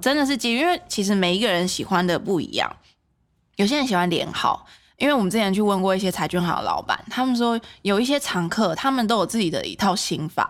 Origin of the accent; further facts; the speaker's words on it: Taiwan; 我们台湾人